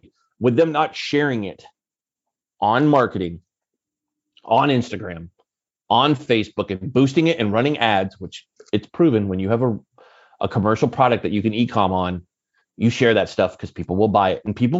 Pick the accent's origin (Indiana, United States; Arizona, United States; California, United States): California, United States; Silicon Valley; And I'm always big, but I come from the Silicon Valley.